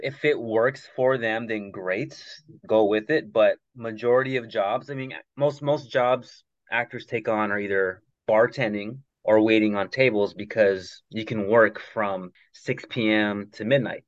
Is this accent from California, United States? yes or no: yes; Los Angeles, California, United States; I'm from uh, San Fernando Valley, just uh, minutes north of Los Angeles